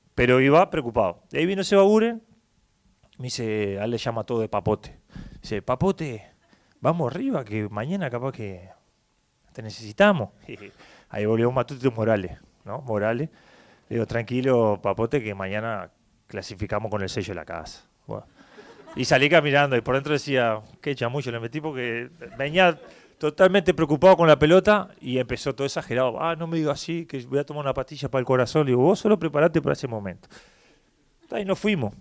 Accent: Uruguay; moved away as an adult

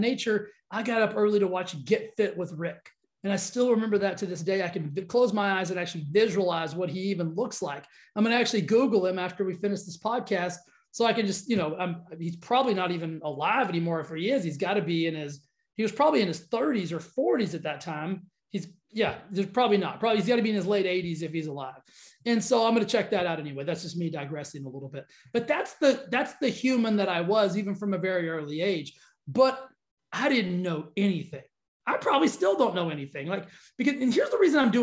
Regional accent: Texas, United States; growing up in Texas

